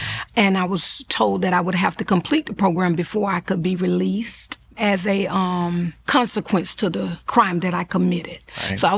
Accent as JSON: {"language": "English", "region": "Florida", "country": "United States", "tie": "born or raised there", "said": "I'm a mother of 3 children, born and raised in Florida. I reside now in Fort Lauderdale, Florida"}